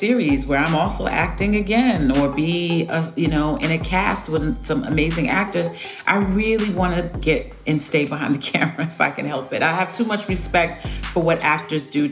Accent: New York City, New York, United States; I grew up on New York cinema

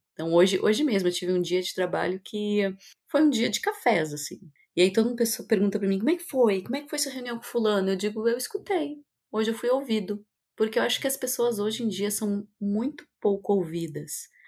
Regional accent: South Region, Brazil; also born or lived in São Paulo; onde eu nasci e cresci, eu sou aqui do sul do Brasil

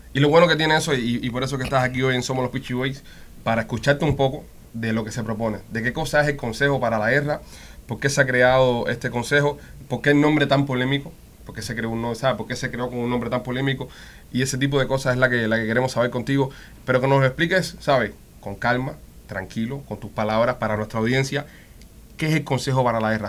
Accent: Cuba; moved away; como cubanos y cubanos libres que vivimos fuera del país

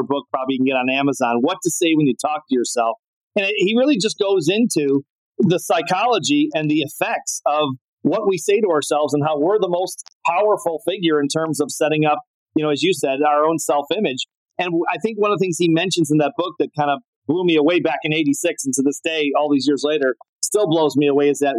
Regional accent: Chicago, Illinois, United States; I grew up in Chicago, which was one of the strongholds in the entire world of tennis

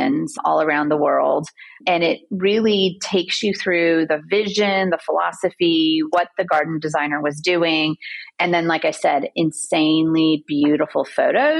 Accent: Southern California, United States; I grew up in Southern California

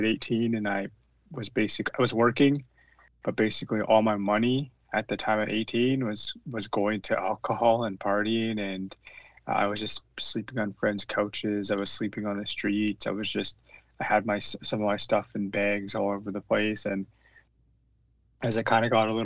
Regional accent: British Columbia, Canada; I'm regionally from the Tunaka Nation. The Tunaka lands is, I guess it would be southeast British Columbia

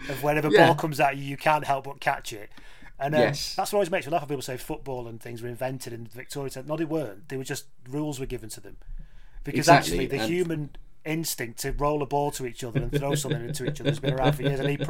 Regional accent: England, United Kingdom; I'm English

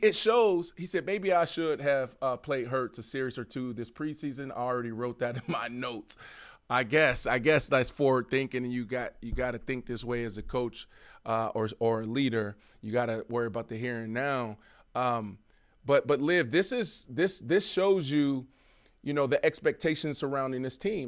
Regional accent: Pittsburgh, Pennsylvania, United States; moved away; I'm from Pittsburgh

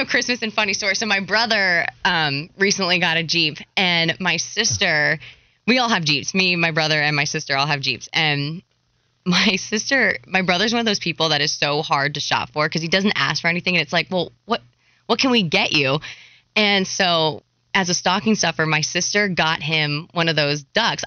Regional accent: Hershey, Pennsylvania, United States; now in Charlotte, United States; I'm from Hershey, Pennsylvania, which yep. a huge hockey town

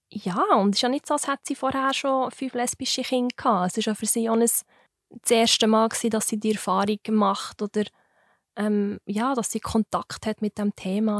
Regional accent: Wileroltigen, Bern, Switzerland; Ich bin gerade, ähm, an der Grenze vom Kanton Bern zum Kanton Fribourg aufgewachsen

